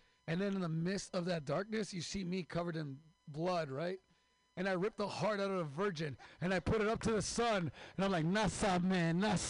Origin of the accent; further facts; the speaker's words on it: Mexicali, Baja California, Mexico; I'm from Mexico, Mexicali, the real California.